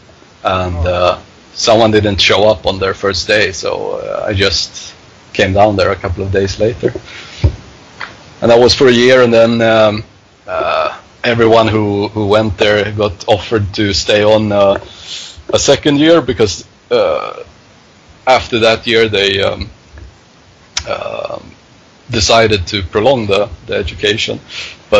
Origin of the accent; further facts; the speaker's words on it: Stockholm, Stockholm County, Sweden; also born or lived in Hofors; I grew up in Stockholm.